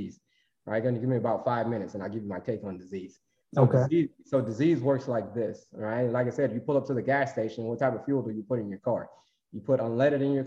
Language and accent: English; Florida, United States; I grew up in Florida, so I had to know how to swim